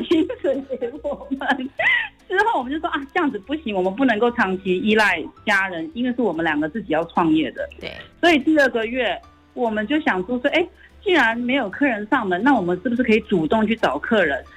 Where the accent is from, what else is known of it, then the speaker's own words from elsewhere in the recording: Hong Kong; now in Taiwan; 我是转桥生，我在香港出生的，所以我毕业之后就回到香港，然后我是从事了记者的工作，我做了大概二十年